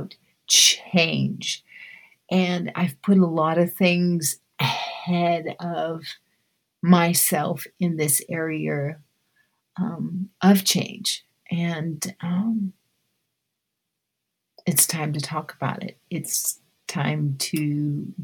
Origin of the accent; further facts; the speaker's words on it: Keizer, Oregon, United States; also born or lived in Los Angeles, California; When we moved from Los Angeles to Oregon in 1964, I remember attending dance class at the top of a bowling alley in Kaiser, Oregon